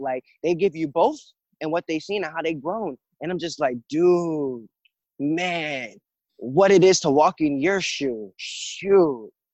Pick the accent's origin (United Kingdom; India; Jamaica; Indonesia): Jamaica; now in United States; I was born in Jamaica and I came to live in America